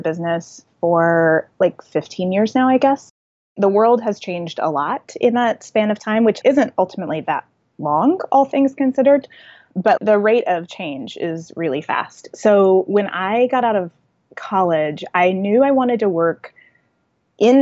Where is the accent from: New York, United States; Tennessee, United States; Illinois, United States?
Tennessee, United States; Nashville; moved back to my hometown. My husband's an actor and he already had some acting work lined up in Nashville